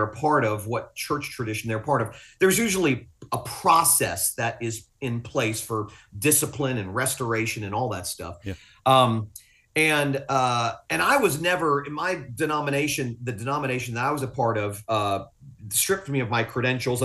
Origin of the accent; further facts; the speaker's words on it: Fort Lauderdale, Florida, United States; also born or lived in Willis, Texas; I'm from South Florida. Fort Lauderdale's my home